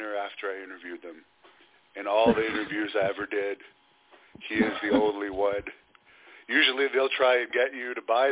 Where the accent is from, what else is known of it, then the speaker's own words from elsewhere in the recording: Canada; I am Canadian